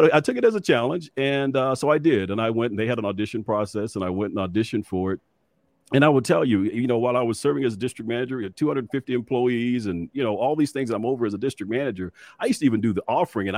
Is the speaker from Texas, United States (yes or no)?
yes; Dallas, Texas, United States; as a young kid growing up in West Dallas